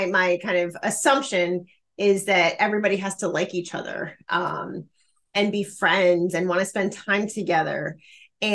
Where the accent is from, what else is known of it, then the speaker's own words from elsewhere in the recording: Chicago, Illinois, United States; I'm from Chicago. And so, you know, I grew up watching the Chicago Bulls play basketball